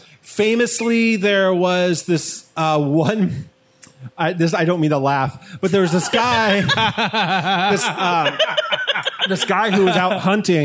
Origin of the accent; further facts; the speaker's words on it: Stroudsburg, Pennsylvania, United States; The town I grew up in specifically is Stroudsburg.